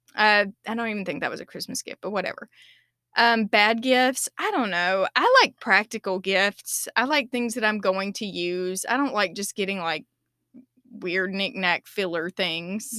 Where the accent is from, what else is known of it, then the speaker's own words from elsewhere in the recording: United States; as an American